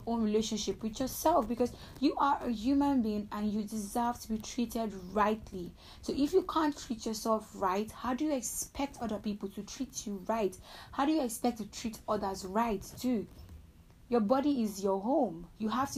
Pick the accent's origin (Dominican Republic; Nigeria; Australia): Nigeria; I'm a Nigerian